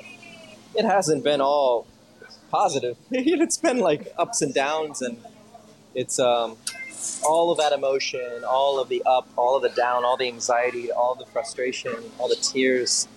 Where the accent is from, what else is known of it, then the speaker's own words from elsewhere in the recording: Kendall, Florida, United States; also born or lived in Miami; I'm from Kendall, down by the Hammocks. And then when I was a little bit older, around, 10 or so, we moved towards the Falls area